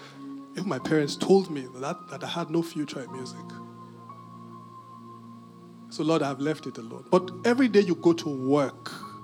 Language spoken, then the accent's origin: English; United Kingdom; But I'm very British.